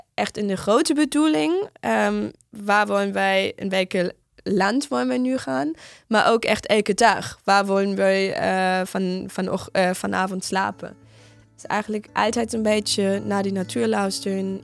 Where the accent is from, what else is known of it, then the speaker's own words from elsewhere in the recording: Northern Germany, Germany; Dutch is a second language; moved away; ik kom uit Noord-Duitsland